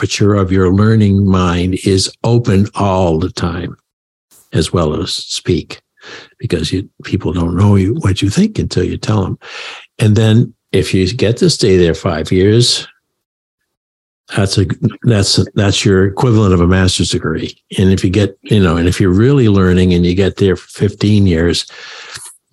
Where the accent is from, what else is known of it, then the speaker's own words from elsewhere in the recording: Maine, United States; now in Connecticut, United States; I live now in the land of steady habits, Connecticut, but I grew up in Maine